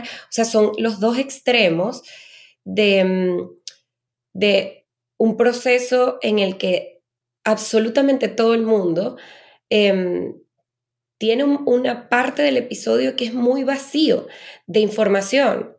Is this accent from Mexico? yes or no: no; Venezuela; yo soy eh, venezolana